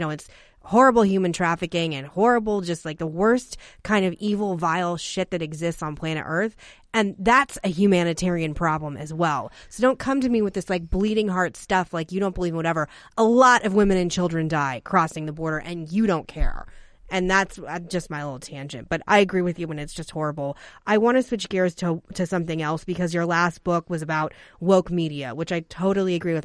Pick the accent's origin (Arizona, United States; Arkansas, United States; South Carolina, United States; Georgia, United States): Arizona, United States; growing up in Arizona and a border state